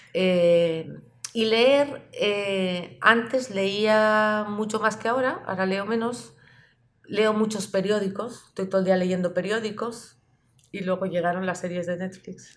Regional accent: Pamplona, Navarre, Spain; En la ciudad donde yo vivía, que soy de Pamplona

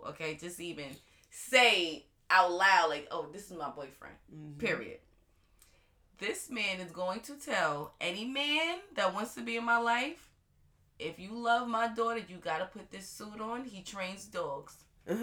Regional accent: New York City, New York, United States; I grew up on the Bay side

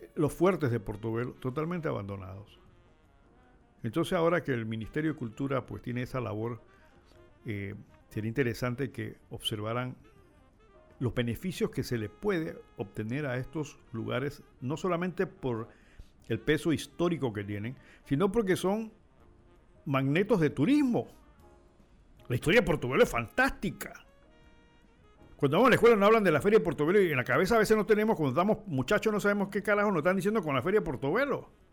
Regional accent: Panama; nosotros como panameños

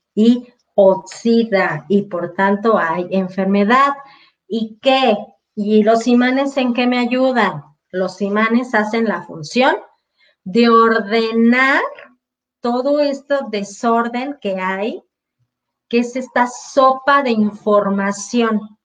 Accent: Mexico; exclusivamente en mi país es eso

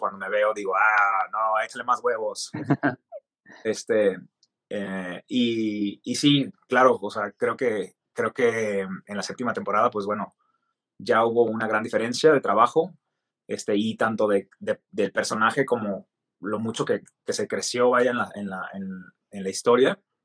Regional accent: Mexicali, Baja California, Mexico; soy mexicano de Baja California, de Mexicali

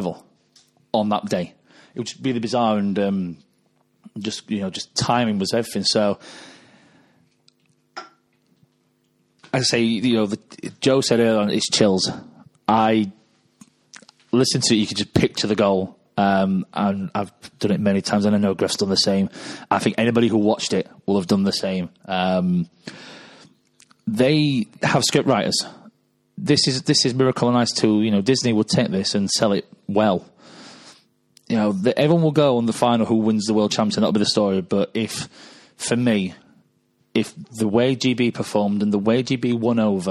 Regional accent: Wales, United Kingdom; as a Welshman

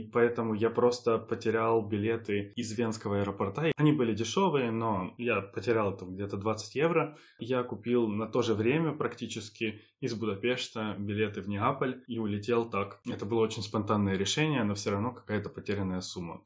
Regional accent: Ukraine; moved away as an adult; also born or lived in Budapest, Hungary; now in Hungary; в Украину домой

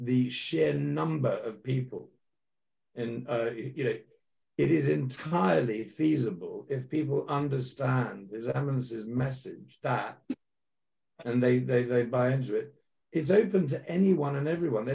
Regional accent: United Kingdom; I'm a British guy.

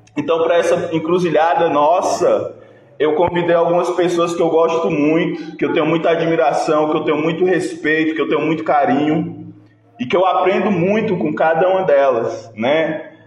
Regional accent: Fortaleza, Ceará, Brazil; now in Ouro Preto, Brazil; Eu sou de Fortaleza, morei em várias quebradas e hoje estou em Ouro Preto, Minas Gerais

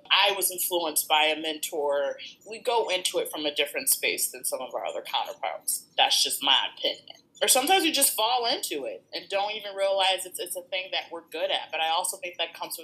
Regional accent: Lansing, Michigan, United States; also born or lived in Chicago, Illinois; I am from Lansing, Michigan. Back home, we call it the Lansing area. So, I am from the Mitten, born and raised

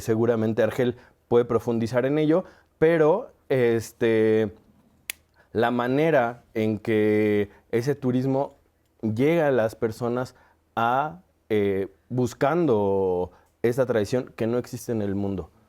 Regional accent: Mexico; como mexicano me siento identificado

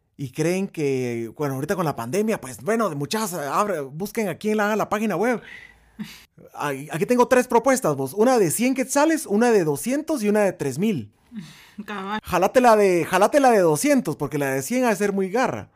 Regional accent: Guatemala; somos banda de Guatemala

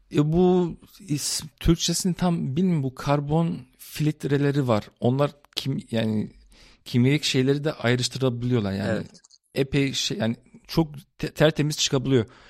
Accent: Cologne, North Rhine-Westphalia, Germany; Almanya Köln şehrinde doğup büyüdüm

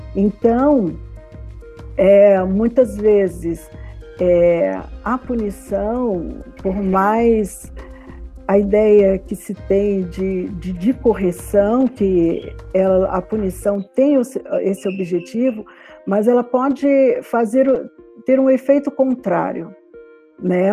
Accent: Rio de Janeiro, Brazil; eu sou do Rio de Janeiro

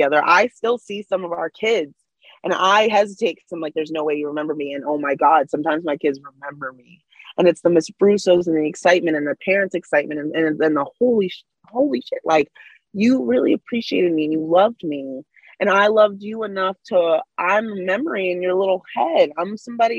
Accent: United States; being an American

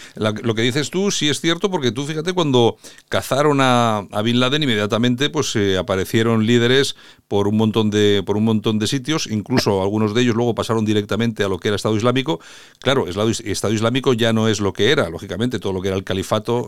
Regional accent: Spain; a nosotros como españoles, como europeos

